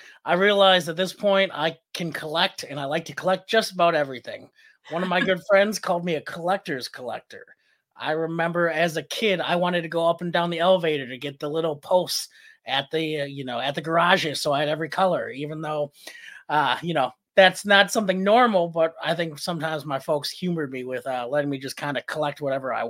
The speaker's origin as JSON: {"language": "English", "town": "Milwaukee", "region": "Wisconsin", "country": "United States", "tie": "born or raised there", "also_born_or_lived": "Guatemala City, Guatemala", "said": "growing up, going to the Milwaukee Public Museum."}